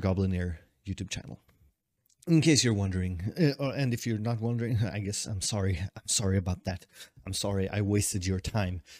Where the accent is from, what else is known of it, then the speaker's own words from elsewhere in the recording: Sweden; also born or lived in Tokyo, Japan; i've been holed up in my hometown for so long